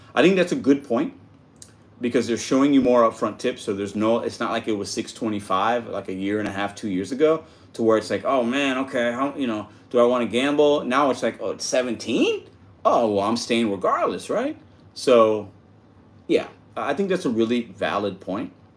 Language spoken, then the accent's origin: English; Chicago, Illinois, United States; I was born in Chicago